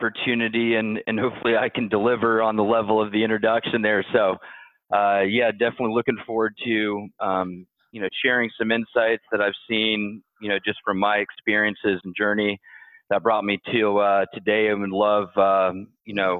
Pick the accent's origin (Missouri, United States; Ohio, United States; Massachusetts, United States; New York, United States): Ohio, United States; also born or lived in Louisville, Kentucky; I was born in Louisville, Kentucky, but grew up mostly in Ohio.